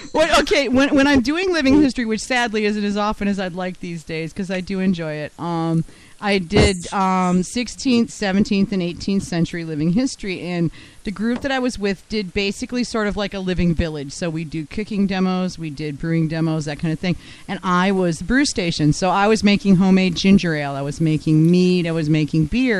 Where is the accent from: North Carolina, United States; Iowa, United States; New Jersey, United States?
North Carolina, United States; Central; I'm from Central North Carolina